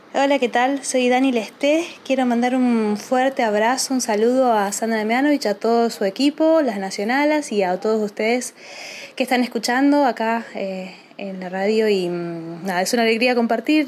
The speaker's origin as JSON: {"language": "Spanish", "town": "Rafaela", "region": "Santa Fe", "country": "Argentina", "lives_now": "Rosario, Argentina", "said": "soy de Rafaela, provincia de Santa Fe, eh, pero vivo en Rosario"}